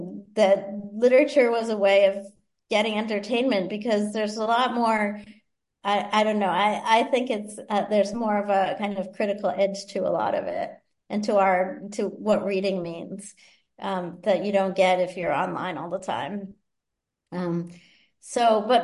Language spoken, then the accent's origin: English; Boston, Massachusetts, United States; I grew up in Boston